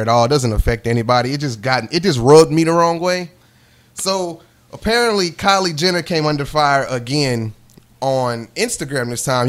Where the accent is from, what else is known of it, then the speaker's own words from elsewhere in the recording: Lake Charles, Louisiana, United States; we're from Lake Charles, Louisiana